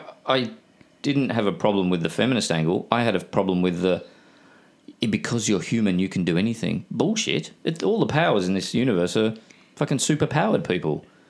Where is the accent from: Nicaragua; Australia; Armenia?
Australia